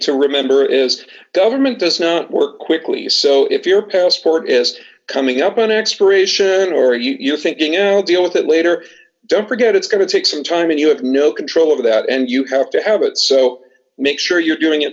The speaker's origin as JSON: {"language": "English", "region": "New England", "country": "United States", "tie": "born or raised there", "moved": "yes", "said": "I was about 5 years old growing up in New England"}